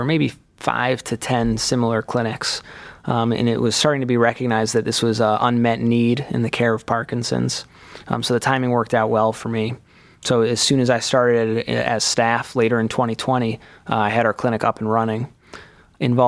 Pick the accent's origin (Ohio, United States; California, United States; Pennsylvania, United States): Ohio, United States; Cleveland; also born or lived in Chicago; I am from Cleveland originally